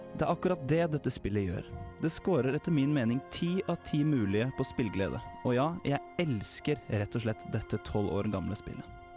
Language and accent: Norwegian; Larvik, Vestfold, Norway; hjemme i Larvik